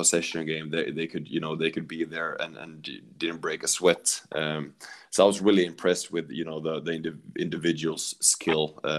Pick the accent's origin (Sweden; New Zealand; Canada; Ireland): Sweden; also born or lived in Netherlands; because I came from Sweden and you know, that was all about organization and structure. So coming to Holland